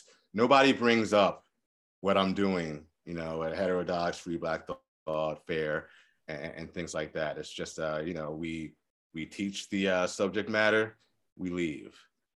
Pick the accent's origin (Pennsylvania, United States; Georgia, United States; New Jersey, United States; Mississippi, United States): New Jersey, United States; Mount Holly; Rancocas Valley Regional High School in Mount Holly, New Jersey.